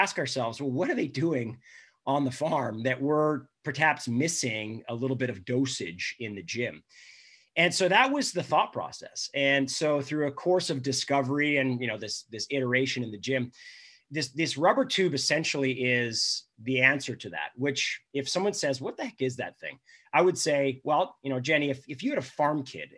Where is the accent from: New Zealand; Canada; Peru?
Canada; being Canadian